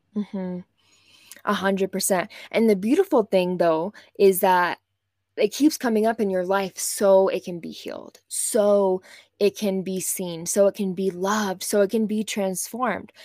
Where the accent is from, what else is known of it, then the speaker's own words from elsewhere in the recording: West Texas, United States; moved away as an adult; also born or lived in New York City; I grew up in West Texas in o, an oil-filled town